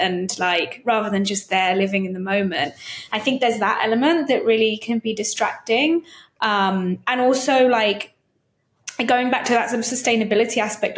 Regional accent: United Kingdom; I'm British and it's only in the UK where we use the term hen do or hen party.

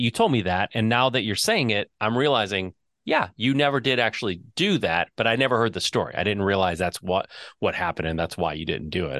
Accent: Southeast Michigan, United States; Growing up in Michigan, Southeast Michigan

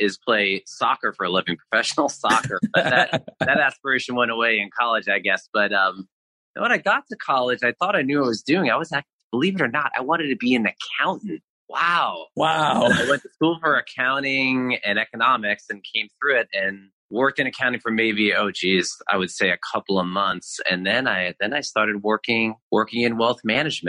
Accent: Long Island, New York, United States; I delivered papers in Long Island where I grew up in New York

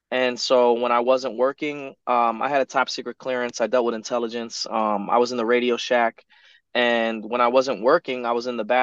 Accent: Teaneck, New Jersey, United States; where I'm from in New Jersey. I was born in Teaneck, Teaneck, New Jersey, and it's like right outside of Manhattan, right outside of New York City, just across the George Washington Bridge.

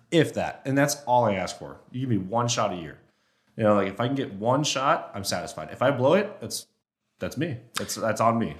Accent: Oregon, United States; moved away; growing up in Oregon, I shot at one spike when I was in high school.

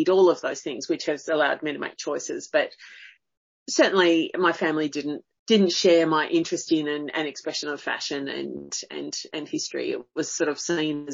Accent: Blue Mountains, New South Wales, Australia; also born or lived in Sydney; in the Blue Mountains, mainly.

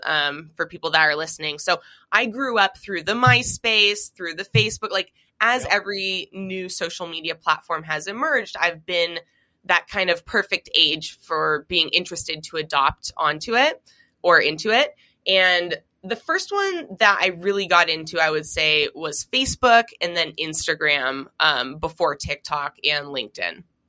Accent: Seattle, Washington, United States; growing up in Seattle, Washington

